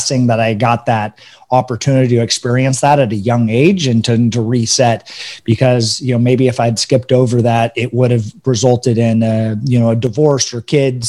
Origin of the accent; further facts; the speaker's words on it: Northern California, United States; also born or lived in Denver, Colorado; I was born in Denver. I grew up most of my life in Northern California.